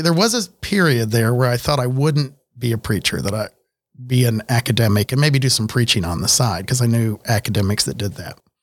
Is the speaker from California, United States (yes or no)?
no; Miami, Oklahoma, United States; I grew up in Miami, Oklahoma, town of about fifteen thousand at that point in the seventies and eighties